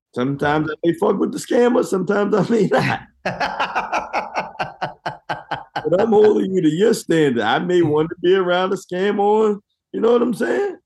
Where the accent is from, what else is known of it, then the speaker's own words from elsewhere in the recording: United States; I am American black, descendant of slaves